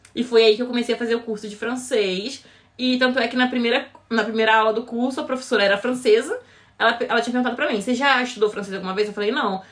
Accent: Rio de Janeiro, Brazil; accent: carioca; moved away as an adult; now in Ireland; Eu vim do Rio de Janeiro, da capital mesmo. Sou, eu vim de uma comunidade chamada Complexo do Chapadão. Uhum. Eu fui criada lá

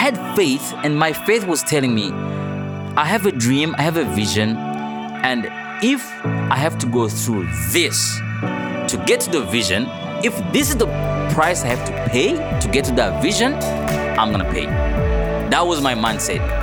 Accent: Burundi; moved away as an adult; now in Toronto, Canada; I'm a journalist from Burundi

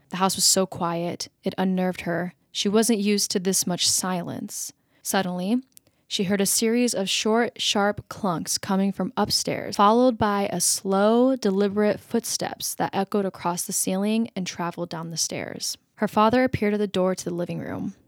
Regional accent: United States; accent: American; my American accent

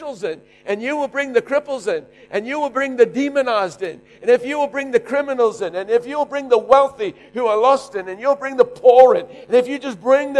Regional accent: South Africa; now in Australia; I'm just a South African leading an Australian church

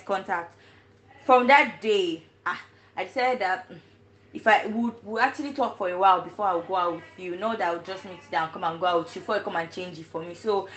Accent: Nigeria; now in China; I am Nigerian and I'm a medical student in China.

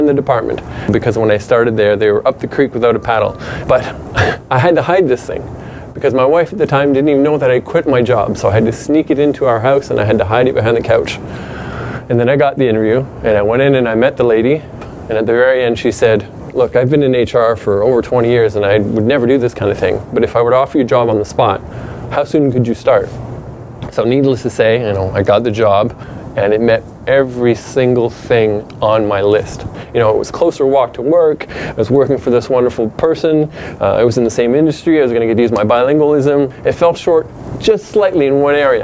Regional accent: Truro, Nova Scotia, Canada; moved away; I was born in that town

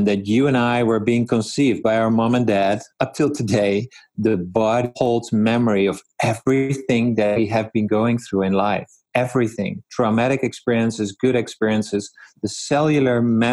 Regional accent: Netherlands; moved away as an adult; now in Vernon, Canada; I grew up in the Netherlands

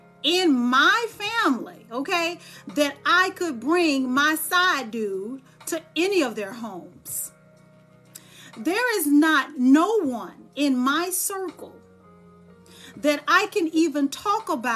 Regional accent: Dallas, Texas, United States; moved away; when I'm in Dallas, because I'm from Dallas, Texas

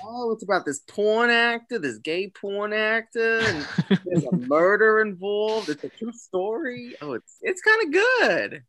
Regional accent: Kansas City, United States; I am from the Kansas City region

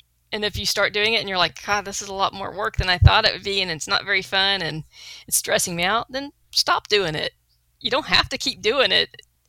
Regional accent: La Porte, Texas, United States; accent: Texas; I grew up in La Porte.

